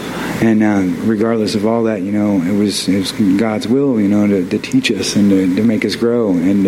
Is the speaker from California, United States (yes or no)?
no; Barberton, Ohio, United States; I grew up here in Barberton. It's a rough town. It can be good and bad, a little bit of both.